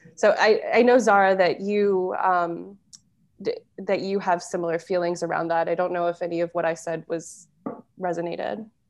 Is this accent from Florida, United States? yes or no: yes; Florida, United States; moved away